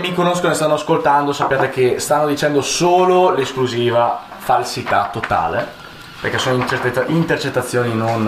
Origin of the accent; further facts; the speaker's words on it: Monza, Lombardy, Italy; io sono di Monza